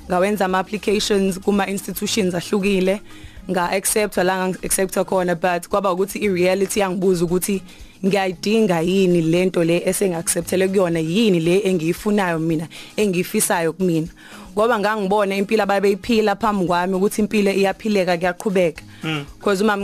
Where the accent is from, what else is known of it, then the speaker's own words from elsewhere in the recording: Newcastle, KwaZulu-Natal, South Africa; ekhaya ise Newcastle section 4